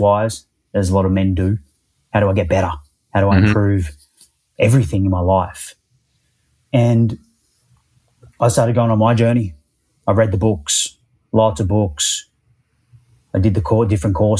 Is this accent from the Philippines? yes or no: no; Perth, Western Australia, Australia; now in Melbourne, Australia; actually grew up in Perth on the west coast